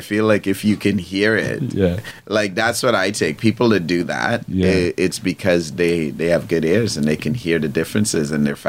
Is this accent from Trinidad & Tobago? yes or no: yes; Trinidad & Tobago; accent: Trini; I grew up in Trinidad. One of the tingdom, I grew up in Trinidad. I don't have, obviously, I have my Trini accent